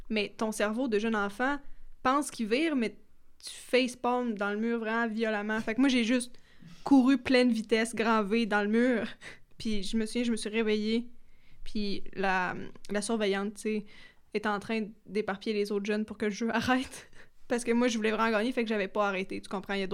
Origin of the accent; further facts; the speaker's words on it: Quebec, Canada; Moi, j'ai du Témiscamingue, mais tu sais